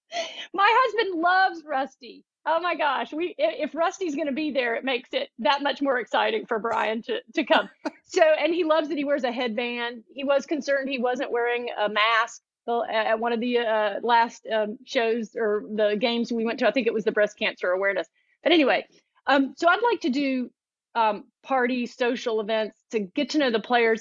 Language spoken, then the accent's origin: English; Atlanta, Georgia, United States; moved away as an adult; now in Chattanooga, United States; I'm from Atlanta originally. I live in Chattanooga now